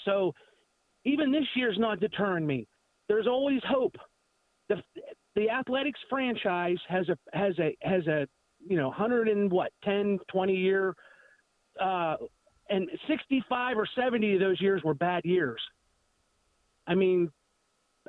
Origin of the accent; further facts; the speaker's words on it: Pittsburgh, Pennsylvania, United States; I'm from the Pittsburgh area